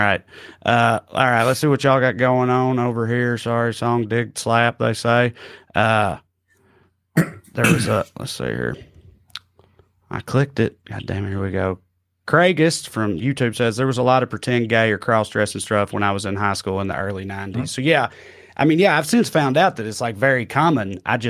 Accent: Tennessee, United States; 2003 in Salina, Tennessee.

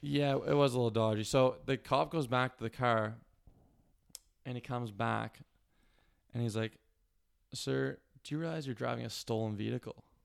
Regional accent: Cole Harbour, Nova Scotia, Canada; also born or lived in Halifax, Nova Scotia; I like to say Cole Harbor, Nova Scotia

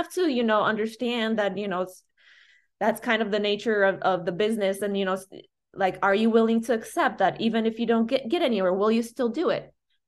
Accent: Chicago, Illinois, United States; when I said I do house and I'm from Chicago

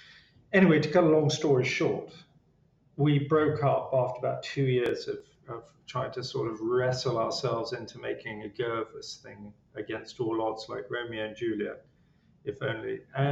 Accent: England, United Kingdom; Being English, I was, probably downplayed it.

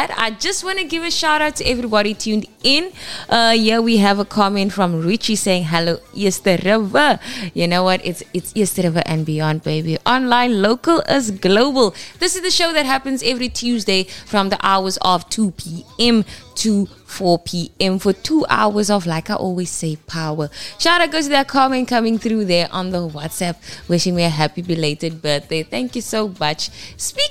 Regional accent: Kimberley, Northern Cape, South Africa; Was not too far from my hometown. That is Kimberley, baby. Because a Noordkap, baby. You can see, yeah, I am not a Cape Townian

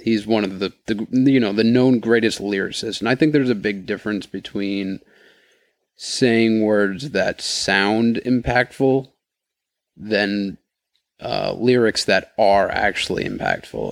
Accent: New York, United States; just being from New York and growing up in New York

